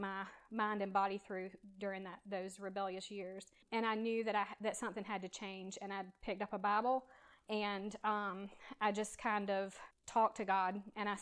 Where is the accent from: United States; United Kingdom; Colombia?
United States; Savannah, Georgia; I was born in Savannah, and I was raised by a Christian mom.